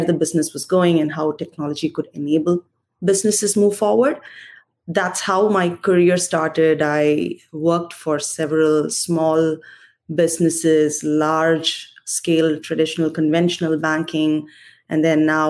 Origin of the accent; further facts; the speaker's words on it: India; moved away as an adult; So I was born and raised in India, humble beginnings, come from a very small family